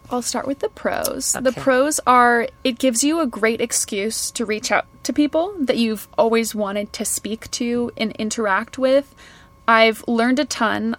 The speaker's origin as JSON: {"language": "English", "town": "Kelowna", "region": "British Columbia", "country": "Canada", "tie": "born or raised there", "moved": "yes", "lives_now": "United Kingdom", "said": "I grew up in a town outside of Vancouver called Kelowna"}